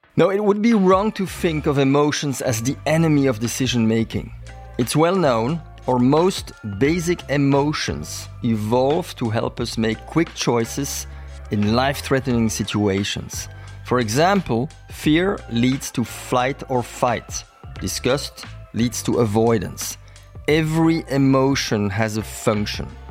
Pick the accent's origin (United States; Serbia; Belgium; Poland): Belgium; I'm from Belgium.